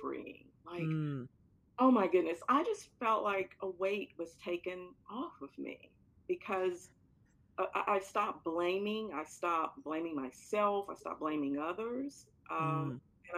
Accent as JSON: {"language": "English", "town": "Florence", "region": "Alabama", "country": "United States", "tie": "born or raised there", "moved": "yes", "said": "I came from an environment, a small Alabama town. And I have to say this, I love my Alabama town, Florence, Alabama"}